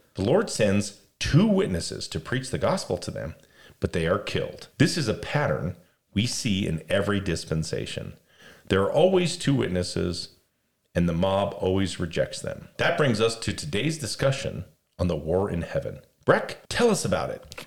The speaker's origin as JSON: {"language": "English", "town": "Las Vegas", "region": "Nevada", "country": "United States", "tie": "born or raised there", "said": "I was raised in Las Vegas"}